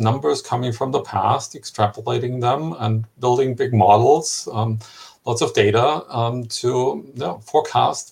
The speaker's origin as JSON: {"language": "English", "country": "Germany", "tie": "born or raised there", "said": "my home country, Germany"}